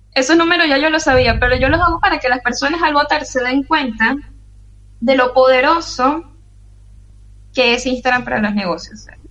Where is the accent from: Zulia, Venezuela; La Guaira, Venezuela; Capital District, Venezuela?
Capital District, Venezuela; Caracas; moved away as an adult; also born or lived in Maracay, Venezuela; now in Fortaleza, Brazil; soy caraqueña